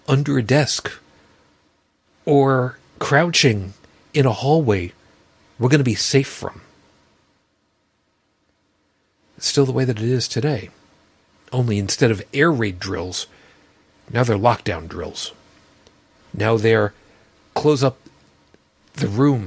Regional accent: Long Island, South Shore, New York, United States; I grew up on Long Island, on the South Shore

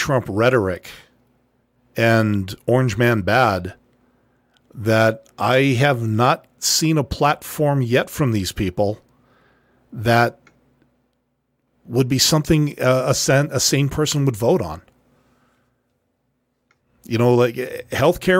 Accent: Canada; I'm Canadian

